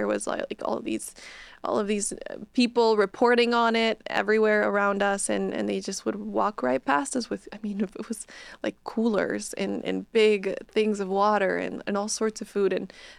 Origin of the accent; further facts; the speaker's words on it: Bolivia; moved away as an adult; now in United States; Yeah, I was raised in Bolivia. I went to, you know, high school in Bolivia, but I was like, I really want to go to college in the U.S. one day.